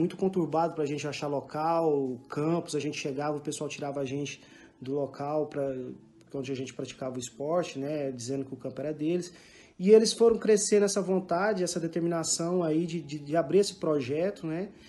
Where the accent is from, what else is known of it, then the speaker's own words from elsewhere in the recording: Goiânia, Goiás, Brazil; moved away as an adult; now in France; é... sou nascido de Goiânia, Goiás, resido em França já tem 16 anos